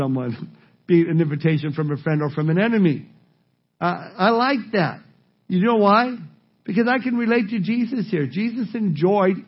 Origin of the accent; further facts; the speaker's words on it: Southern California, United States; Growing up in Southern California and spending my summers at the beach